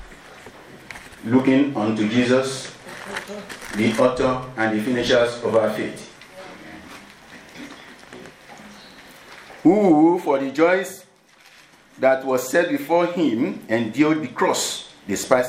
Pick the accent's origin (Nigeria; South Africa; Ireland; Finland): Nigeria; moved away; I'm from Nigeria